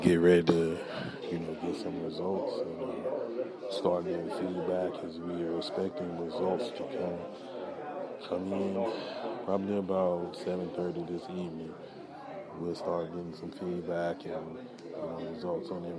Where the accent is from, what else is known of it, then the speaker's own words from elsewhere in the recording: United States; we as Americans